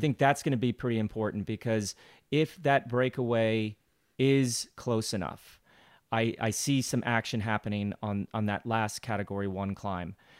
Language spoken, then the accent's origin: English; United States; as an American